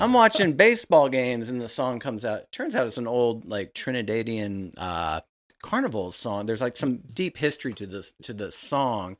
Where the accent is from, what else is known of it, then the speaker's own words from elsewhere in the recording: Richmond, Virginia, United States; I'm from Richmond, Virginia